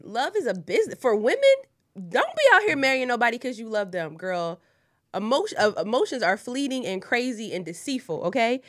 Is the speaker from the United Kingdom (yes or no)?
no; Wilmington, Delaware, United States; I'm from Wilmington, Delaware, born and raised, three oh two